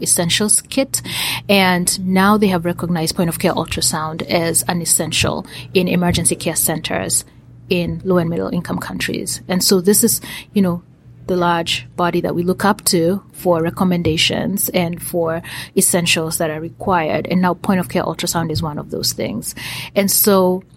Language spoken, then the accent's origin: English; Kenya; now in United States; most of my activities are located in Kenya, where I am from. I'm Kenyan